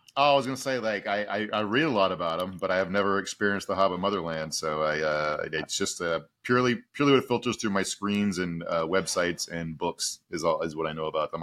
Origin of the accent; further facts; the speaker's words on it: Southern Virginia, United States; moved away; also born or lived in Texas; I'm from Southern Virginia